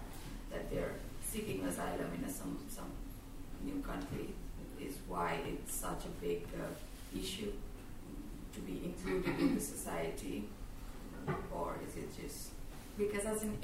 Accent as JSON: {"language": "English", "country": "Nepal", "tie": "born or raised there", "also_born_or_lived": "Australia", "moved": "yes", "lives_now": "Sweden", "said": "I'm here, I was born in Nepal, but I'm here for past 1 year"}